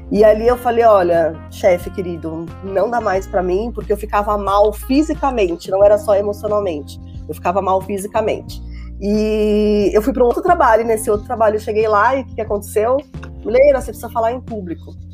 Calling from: São Paulo, Brazil; eu falo aqui de São Paulo, da Zona Sul, capital, e eu sou mentora e treinadora de comunicação.

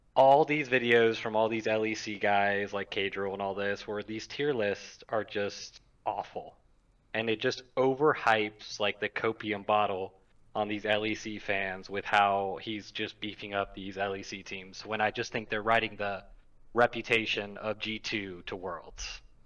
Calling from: Mobile, Alabama, United States; I'm calling from Mobile, Alabama

